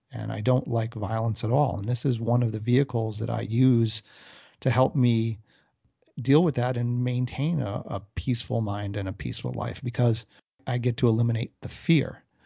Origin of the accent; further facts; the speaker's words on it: United States; I was brought up here in America.